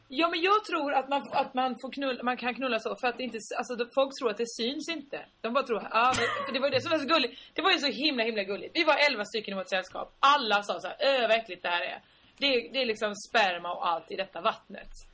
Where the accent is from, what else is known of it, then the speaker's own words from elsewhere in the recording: Sweden; jättegenerade svenskar